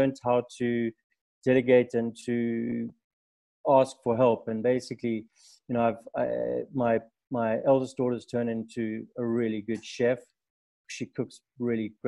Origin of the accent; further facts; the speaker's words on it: South Africa; I'm a third generation African